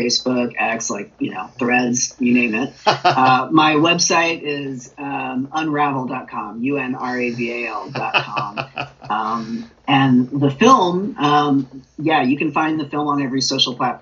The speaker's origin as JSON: {"language": "English", "town": "Clovis", "region": "California", "country": "United States", "tie": "born or raised there", "moved": "yes", "lives_now": "Texas, United States", "said": "I grew up in a small town called Clovis"}